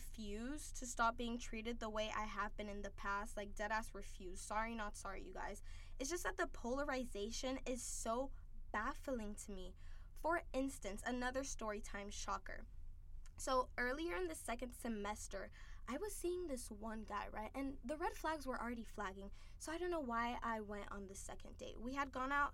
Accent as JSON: {"language": "English", "country": "Haiti", "tie": "born or raised there", "moved": "as an adult", "lives_now": "United States", "said": "I grew up in Haiti"}